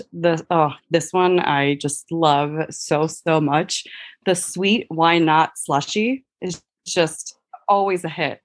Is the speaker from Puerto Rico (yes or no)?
yes; Puerto Rico; moved away; I'm actually from Puerto Rico.